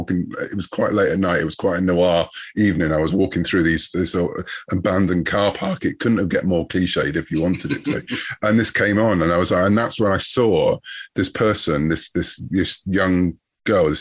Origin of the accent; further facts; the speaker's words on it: United Kingdom; I'm British